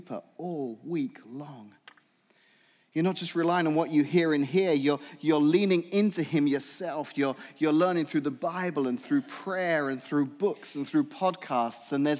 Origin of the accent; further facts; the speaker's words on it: England, United Kingdom; moved away; I'm from England